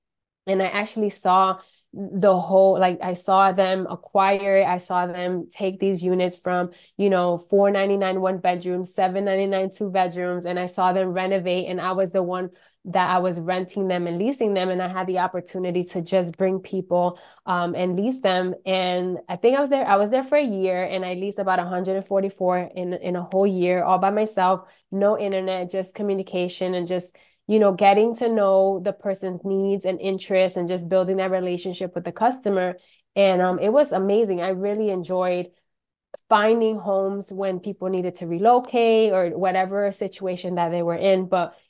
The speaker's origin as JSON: {"language": "English", "town": "Rochester", "region": "New York", "country": "United States", "moved": "yes", "lives_now": "Orlando, United States", "said": "Well, I'm actually originally from Rochester, New York. Moved to Orlando about 27 years ago. So I've been in Orlando for a long time."}